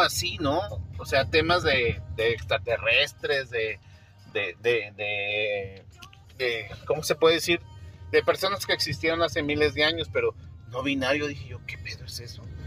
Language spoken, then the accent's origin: Spanish; Mexico; aquí en México